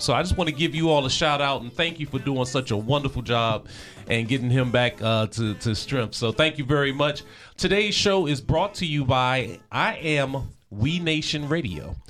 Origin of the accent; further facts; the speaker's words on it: Prince George's County, Maryland, United States; growing up in the Prince George's County area